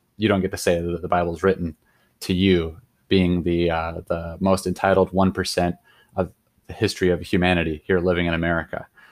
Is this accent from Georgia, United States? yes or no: no; Sandpoint, Idaho, United States; moved away as an adult; also born or lived in Colorado; I grew up in Idaho, so, like, North Idaho